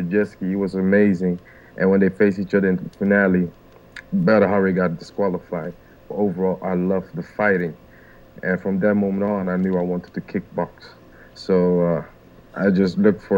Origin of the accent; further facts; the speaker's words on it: Rotterdam, South Holland, Netherlands; Rotterdam, my hometown